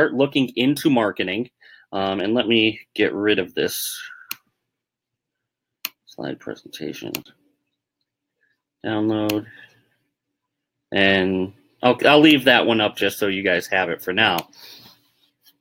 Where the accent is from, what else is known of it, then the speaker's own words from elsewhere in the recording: Northeast, United States; I'm from the Northeast